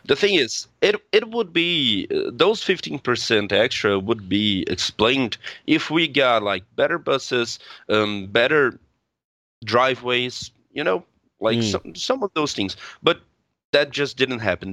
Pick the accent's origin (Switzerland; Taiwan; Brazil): Brazil; I'm from Brazil.